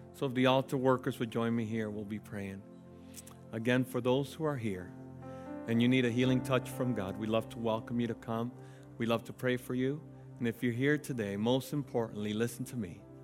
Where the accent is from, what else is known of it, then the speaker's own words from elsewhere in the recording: United States; as American citizens